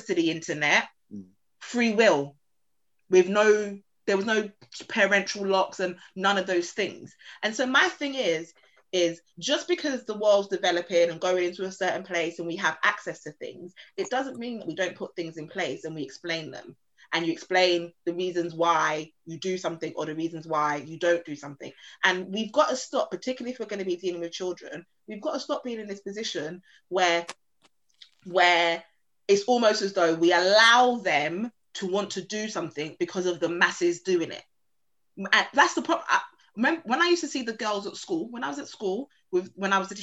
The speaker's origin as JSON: {"language": "English", "region": "London", "country": "United Kingdom", "said": "I'm from Peckham"}